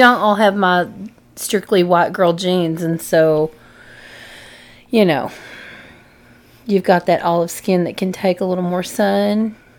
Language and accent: English; Texas, United States; From Texas